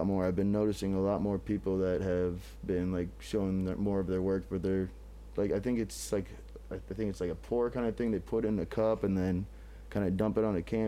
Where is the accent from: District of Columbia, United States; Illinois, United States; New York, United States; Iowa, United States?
Illinois, United States; Moline; also born or lived in Pittsburgh, Pennsylvania / Rock Island, Illinois; I was born in Pittsburgh, and then when I was real young, we moved to Rock Island and then Moline